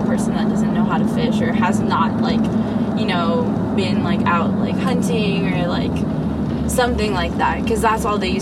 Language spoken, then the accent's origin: English; Maui, Hawaii, United States; moved away as an adult; now in California, United States; originally from Maui, Hawaii. I was born and raised there until I went to college here in California